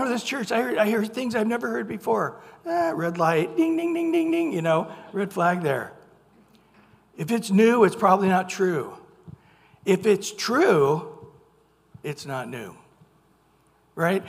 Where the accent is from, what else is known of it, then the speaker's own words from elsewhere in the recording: Visalia, California, United States; I grew up in Visalia, Mooney Grove